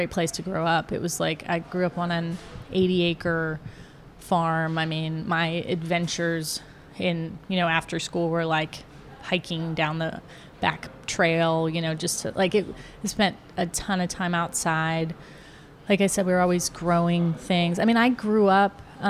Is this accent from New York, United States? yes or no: no; outskirts of Youngstown, Ohio, United States; moved away as an adult; also born or lived in France; now in Atlanta, United States; growing up in Ohio, a lot of corn, you know, it was really a lovely time